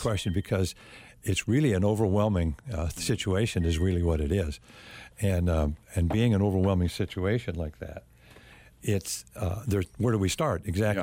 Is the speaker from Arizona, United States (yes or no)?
yes; Phoenix, Arizona, United States; I grew up in the Phoenix area and was raised Catholic